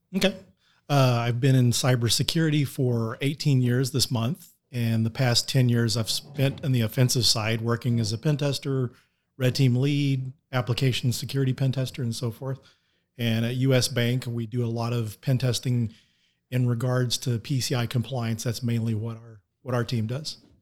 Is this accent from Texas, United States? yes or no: yes; Denton, Texas, United States; Denton, Texas is my hometown